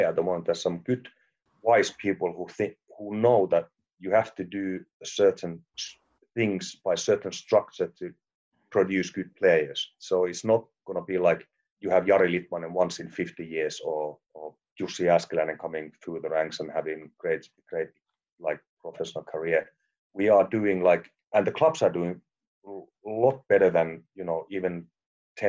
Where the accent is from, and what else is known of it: Finland